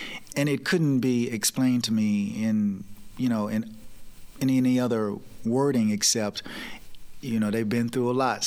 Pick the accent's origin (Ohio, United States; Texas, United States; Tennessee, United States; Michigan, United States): Tennessee, United States; Lake Providence; moved away as an adult; also born or lived in Memphis / Atlanta / New York City; growing up in the South